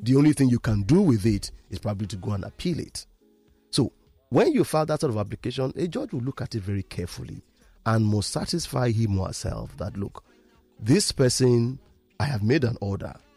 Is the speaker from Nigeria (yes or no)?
yes; Ibadan, Oyo, Nigeria; now in Lagos, Nigeria; I am from Ibadan